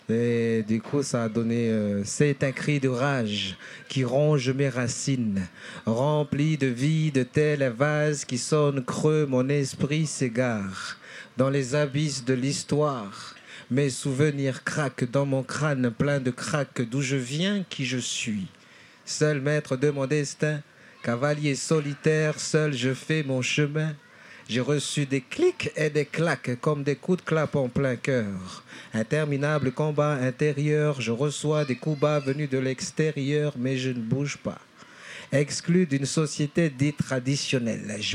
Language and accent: French; Lifou, Loyalty Islands Province, New Caledonia; also born or lived in Nouméa; Je viens de l'île de Lifou, en Nouvelle-Calédonie, d'un clan et dont je suis chef.